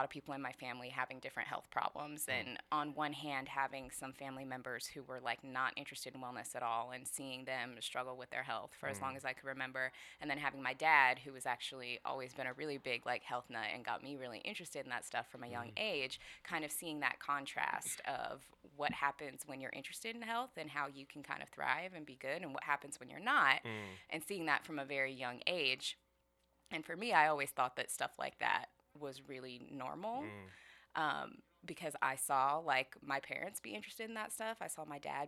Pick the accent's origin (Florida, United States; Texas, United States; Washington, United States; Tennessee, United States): Washington, United States; Skyway; Yeah, I'm local. I grew up in Skyway.